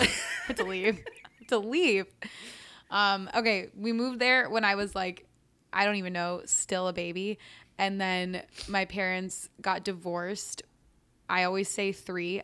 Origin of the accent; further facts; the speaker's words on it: San Francisco, California, United States; also born or lived in New York City / Bloomfield, New Jersey; I grew up in San Francisco